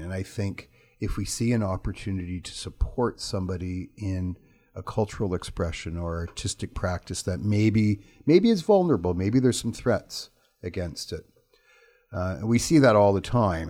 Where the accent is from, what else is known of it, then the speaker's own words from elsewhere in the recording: Toronto, Ontario, Canada; moved away as an adult; now in Prince George, Canada; I'm from Toronto